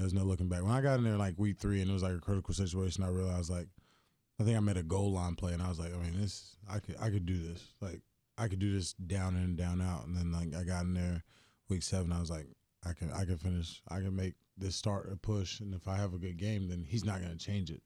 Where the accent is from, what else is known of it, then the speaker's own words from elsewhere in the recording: Greensboro, North Carolina, United States; now in Houston, United States; when I grew up, the farm league team, we were the Greensboro Bats